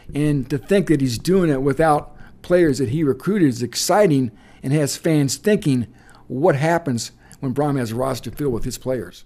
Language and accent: English; West Lafayette, Indiana, United States; I grew up in West Lafayette